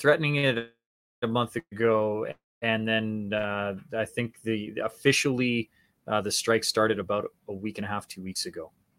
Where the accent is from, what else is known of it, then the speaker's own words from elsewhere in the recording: Canada; Yeah, so I'm a Canadian, so I'm actually an ACTRA member, which is an affiliate with SAG-AFTRA.